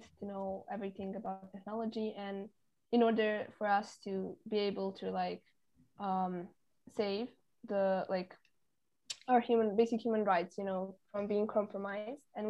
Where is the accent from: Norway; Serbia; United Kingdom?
Serbia; Novi Sad, Vojvodina; I come from a beautiful country called Serbia, more specifically the city of Novi Sad